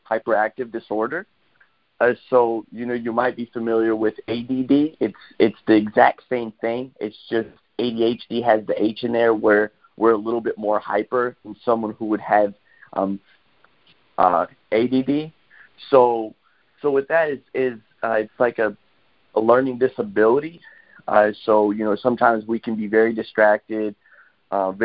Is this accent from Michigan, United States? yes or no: yes; Waterford, Michigan, United States; I'm from Waterford, Michigan